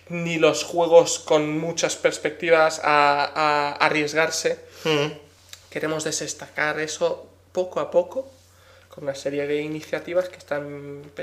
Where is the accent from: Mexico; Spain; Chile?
Spain; Madrid, Community of Madrid; Como dirían en mi tierra Madrid, of Beach Mother, ¿no? Pero traducido al castellano.